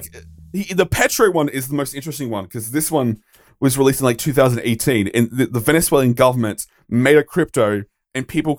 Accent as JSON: {"language": "English", "country": "Australia", "said": "so as an Australian, I have to mention this."}